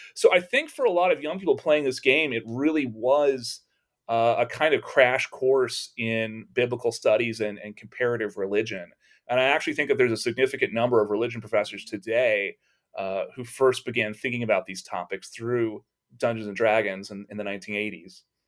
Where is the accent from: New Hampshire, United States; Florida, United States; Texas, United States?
Texas, United States; growing up in Texas